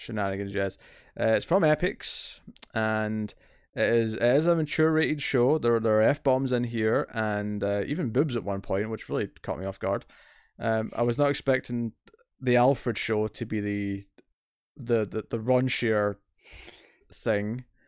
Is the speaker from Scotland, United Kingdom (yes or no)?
yes; Scotland, United Kingdom; accent: Scottish